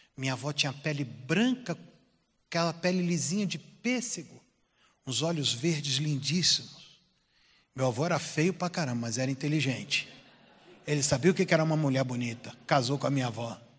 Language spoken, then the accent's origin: Portuguese; Duque de Caxias, Rio de Janeiro, Brazil; now in Pompeia, Brazil; Eu morava no morro, eu sou de Caxias